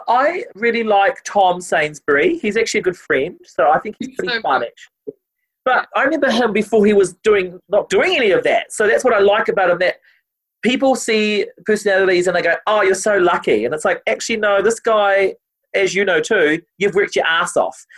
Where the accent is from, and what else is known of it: New Zealand